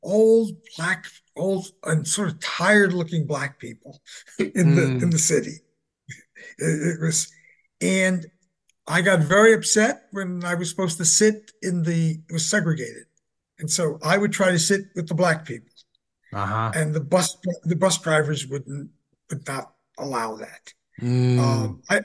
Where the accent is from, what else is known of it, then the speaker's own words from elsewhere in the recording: Newburgh, New York, United States; I was born in a really bad place, Newburgh, New York